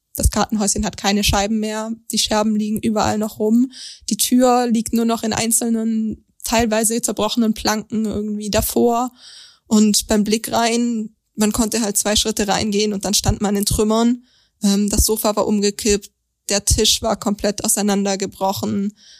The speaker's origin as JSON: {"language": "German", "town": "Langenargen", "region": "Baden-Württemberg", "country": "Germany", "said": "Ich komme nämlich aus Langenargen"}